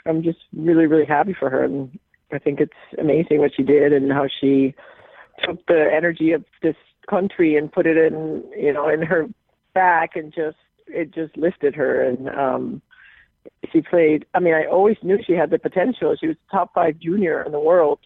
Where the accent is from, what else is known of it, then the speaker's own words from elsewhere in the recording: Puerto Rico; now in Connecticut, United States; I'm born and raised in Puerto Rico, so I, too, like every other Puerto Rican